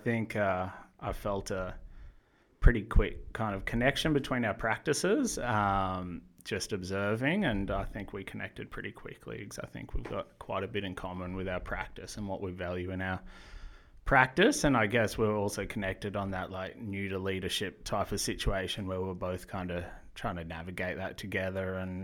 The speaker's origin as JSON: {"language": "English", "town": "Noosa Heads", "region": "Queensland", "country": "Australia", "tie": "born or raised there", "also_born_or_lived": "Brisbane", "moved": "as an adult", "lives_now": "Melbourne, Australia", "said": "I grew up in beautiful Noosa Heads, being a little rat bag that skateboarded and surfed every day"}